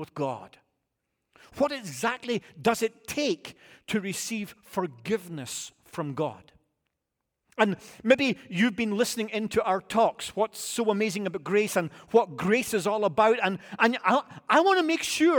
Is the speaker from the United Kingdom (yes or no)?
yes; United Kingdom; moved away; I'm British